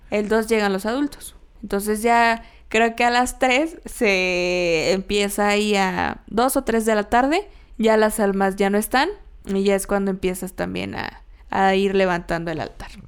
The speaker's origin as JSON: {"language": "Spanish", "country": "Mexico", "said": "nosotros como mexicanos"}